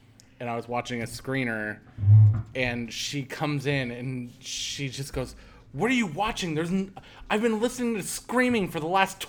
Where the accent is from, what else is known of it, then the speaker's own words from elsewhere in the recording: Midwest, United States; cornfields were always kind of terrifying to me, even though I grew up in the Midwest.